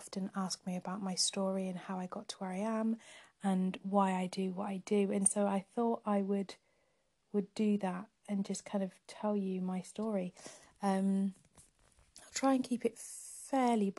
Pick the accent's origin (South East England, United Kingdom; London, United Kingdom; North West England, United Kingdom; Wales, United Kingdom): Wales, United Kingdom; North; moved away as an adult; also born or lived in Nottingham; now in Cambridge, United Kingdom; I grew up in North Wales